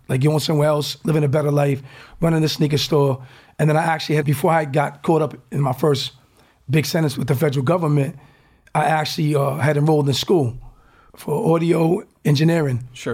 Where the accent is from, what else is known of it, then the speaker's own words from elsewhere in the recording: Newport, Rhode Island, United States; I was the first from Newport, Rhode Island, one of the first in, in Rhode Island.